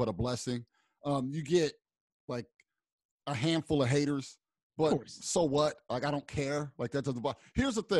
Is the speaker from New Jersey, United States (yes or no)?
yes; Pennsauken, New Jersey, United States; I'm from Pensauken.